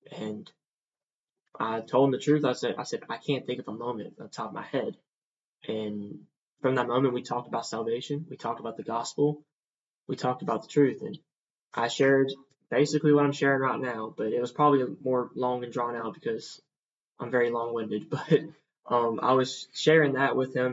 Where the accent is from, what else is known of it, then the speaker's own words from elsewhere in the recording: Columbia, Mississippi, United States; I'm from a small town in Mississippi called Columbia. Um, very small, but also with that, um, with me also growing up in the Bible Belt area